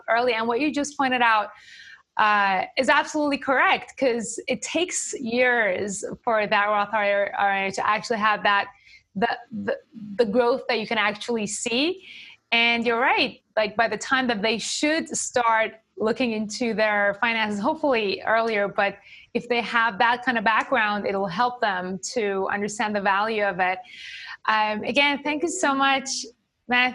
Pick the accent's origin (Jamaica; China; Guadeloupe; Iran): Iran; also born or lived in Japan; now in Connecticut, United States; I'm from Iran, lived in Japan. We live in Connecticut.